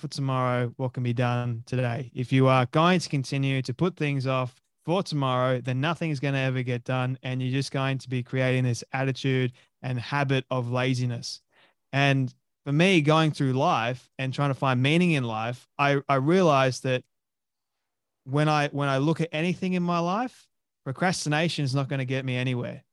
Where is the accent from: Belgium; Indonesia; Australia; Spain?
Australia; Sydney, New South Wales; moved away as an adult; now in Sunshine Coast, Australia; I was born and raised in Sydney, Australia. The suburb of Westmead.